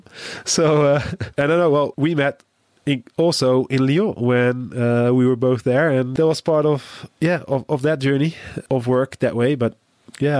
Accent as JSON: {"language": "English", "country": "Netherlands", "said": "I'm from the Netherlands"}